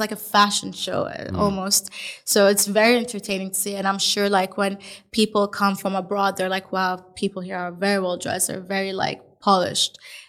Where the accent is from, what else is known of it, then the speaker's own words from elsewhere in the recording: Dubai, United Arab Emirates; also born or lived in Melbourne / Lisbon; So I grew up 24 years in Dubai. I also lived in Melbourne, which was a huge change.